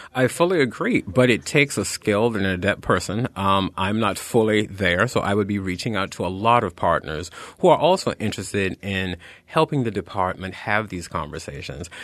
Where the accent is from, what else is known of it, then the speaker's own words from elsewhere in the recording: the South, United States; moved away; I am a Southerner, uh, by birth